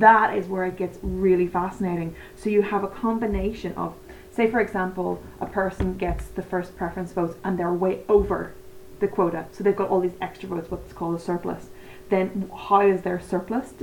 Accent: Northern Ireland, United Kingdom; I'm from Northern Ireland or the north of Ireland or whatever way you want to put it.

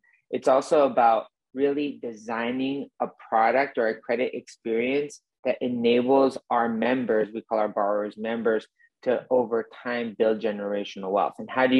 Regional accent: Mexico; moved away as an adult; now in United States; I grew up in Mexico for a good chunk of my formative years, from 12 to 20 years old, but always ambitious to come back to the US and in a way live that immigrant story.

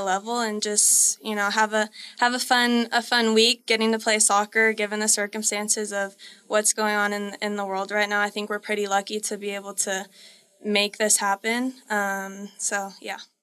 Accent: Colorado, United States; we're both from Colorado

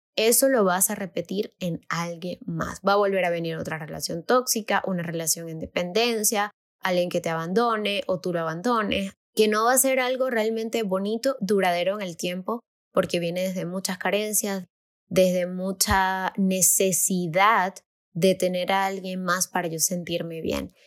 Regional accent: Venezuela; moved away as an adult; now in Mexico; mi país

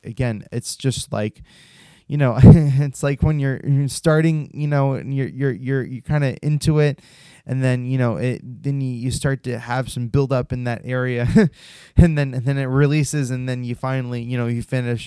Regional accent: United States; my home country of America

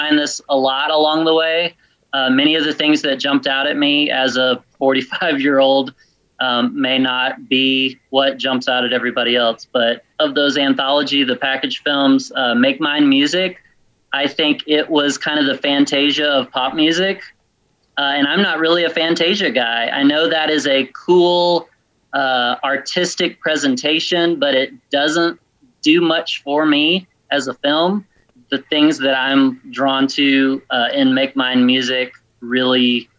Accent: the South, United States; I grew up in the South

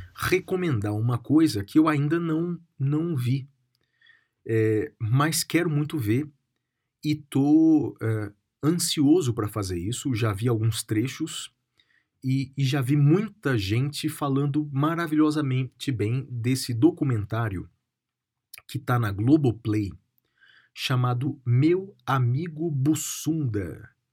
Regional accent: Guaratinguetá, São Paulo, Brazil; na minha terra natal, na cidade de Guaratinguetá, no interior de São Paulo

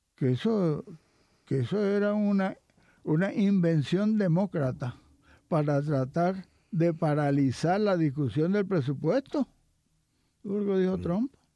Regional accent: Puerto Rico; nosotros no somos parte de Estados Unidos

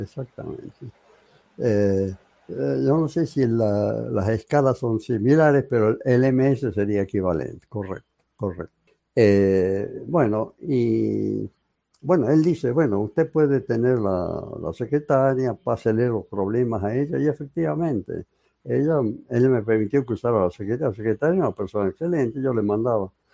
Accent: San Fernando del Valle de Catamarca, Catamarca, Argentina; moved away as an adult; also born or lived in Córdoba, Argentina; Yo terminé mi secundario en Catamarca, así se llamaba la ciudad, Catamarca

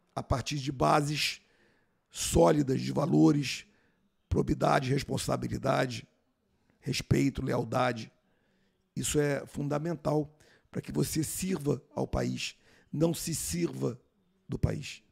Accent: Rio de Janeiro, Brazil; also born or lived in Manaus; Eu morava aqui no Rio de Janeiro, nasci no Rio, e fiz a prova para o Colégio Militar de Manaus

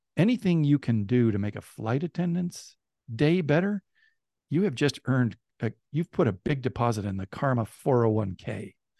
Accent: Bay Area, California, United States; I, I grew up in the Bay Area in California

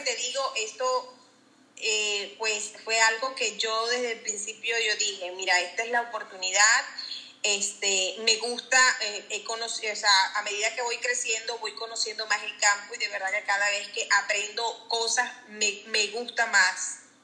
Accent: Venezuela; moved away as an adult; now in Jacksonville, United States; yo soy de Venezuela

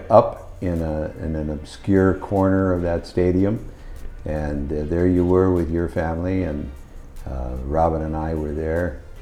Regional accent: Los Angeles, California, United States; I grew up in North Hollywood

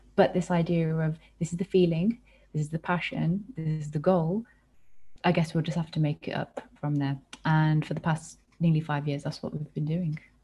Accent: United Kingdom; born or raised there

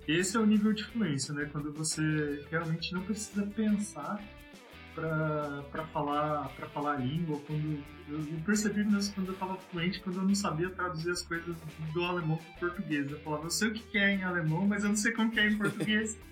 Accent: Apucarana, Paraná, Brazil; moved away as an adult; now in Germany; Eu sou natural de Apucarana

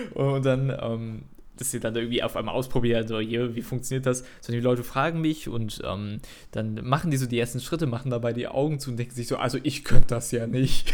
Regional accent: Cologne, North Rhine-Westphalia, Germany; ich komme aus Köln

